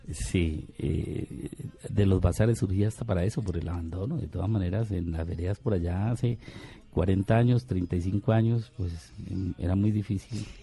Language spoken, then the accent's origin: Spanish; Llanos Orientales, Casanare, Colombia; nos formamos en el campo de los llanos orientales colombianos